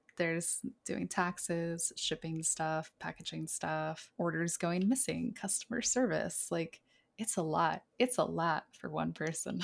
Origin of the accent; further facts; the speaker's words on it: rural New Hampshire, United States; Back in my hometown, I grew up in, like, rural New Hampshire